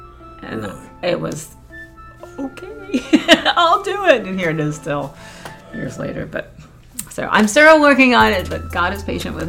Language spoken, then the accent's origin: English; Florida, United States; I born and raised in Florida, I've never traveled, never been anywhere